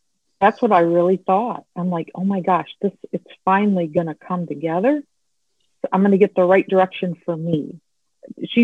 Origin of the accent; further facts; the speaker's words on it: St. Charles, Illinois, United States; I am from St. Charles, Illinois in the U.S. So I'm west of Chicago.